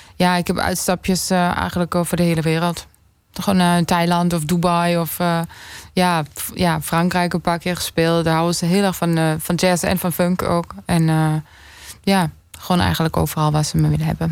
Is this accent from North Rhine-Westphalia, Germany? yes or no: no; near Würzburg, Bavaria, Germany; moved away; in het dorp waar ik opgroeide in Duitsland, Estenveld, in de buurt van uh, Würzburg